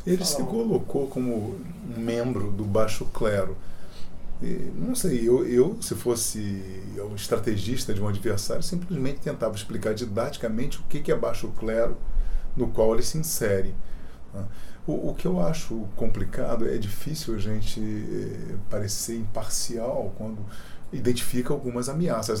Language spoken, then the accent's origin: Portuguese; Brazil; como cidadão, como brasileiro, como pai, como avô